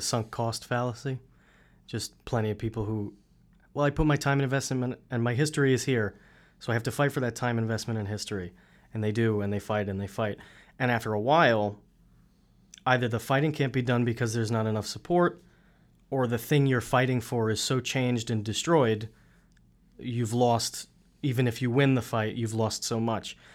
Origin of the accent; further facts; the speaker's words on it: New York City, New York, United States; moved away as an adult; also born or lived in Fort Lauderdale, Florida; now in Florida, United States; I'm from Queens, if you couldn't tell by the accent.